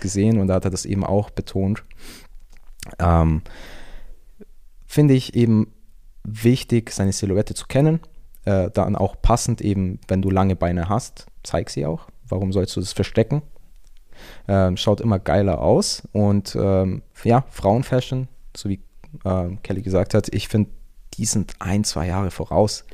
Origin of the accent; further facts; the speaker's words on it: Augsburg, Bavaria, Germany; moved away as an adult; now in Antwerp, Belgium; ich komme aus ursprünglich aus Augsburg, wohne aber aktuell in Antwerpen, also in Belgien.